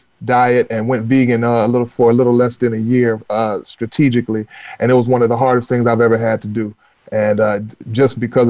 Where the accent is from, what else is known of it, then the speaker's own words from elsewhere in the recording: North Carolina, United States; I grew up in North Carolina, where, you know, the economy is run off the pig and tobacco